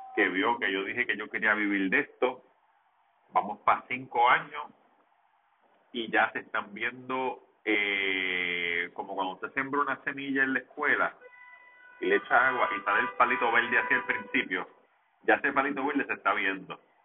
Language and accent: Spanish; Levittown, Puerto Rico; yo soy de Levitón y en Levitán no se come arepa